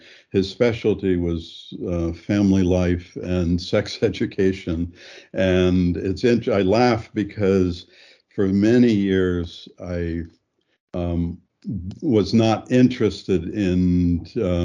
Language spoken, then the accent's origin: English; Granville, Ohio, United States; also born or lived in Topeka, Kansas; I was growing up in Granville